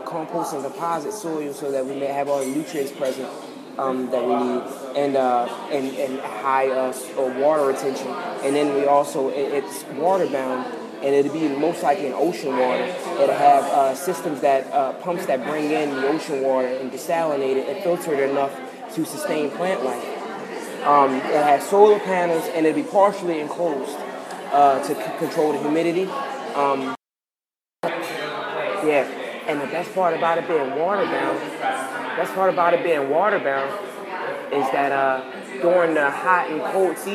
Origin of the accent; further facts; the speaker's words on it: New York, United States; I'm from New York